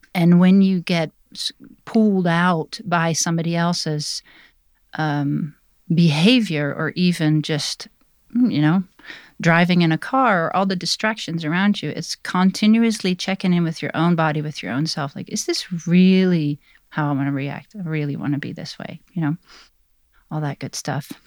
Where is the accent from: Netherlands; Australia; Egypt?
Netherlands; now in Black Mountain, United States; I was born in Holland, now I'm immigrated to the U S